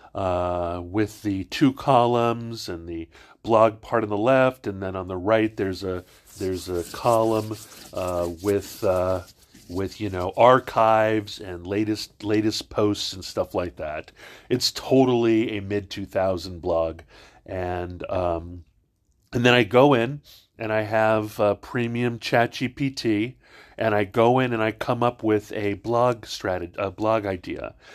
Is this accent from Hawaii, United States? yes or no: yes; Hawaii, United States; I'm not from Virginia. I'm from Hawaii.